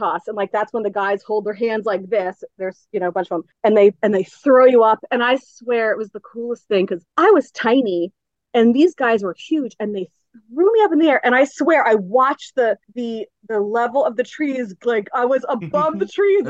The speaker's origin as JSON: {"language": "English", "town": "Newtown Square", "region": "Pennsylvania", "country": "United States", "tie": "born or raised there", "also_born_or_lived": "Pittsburgh, Pennsylvania", "said": "I was born in Delaware County, Pennsylvania. Grew up in Newtown Square"}